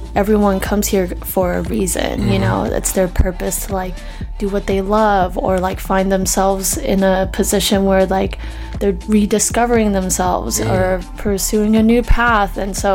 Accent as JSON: {"language": "English", "town": "Salem", "region": "Oregon", "country": "United States", "tie": "born or raised there", "also_born_or_lived": "New Jersey / China / San Francisco", "said": "I was born in Jersey, so I'm a West Coast girl, but then born in the East Coast. I lived in China for 3 years, and then from then I actually moved to San Francisco for a year, lived in Salem, Oregon"}